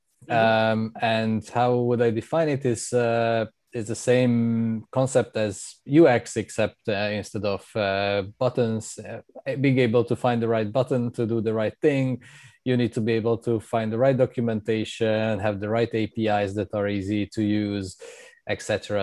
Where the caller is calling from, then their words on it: Amsterdam, North Holland, Netherlands; I'm calling in from Amsterdam, and I moved here a few years ago.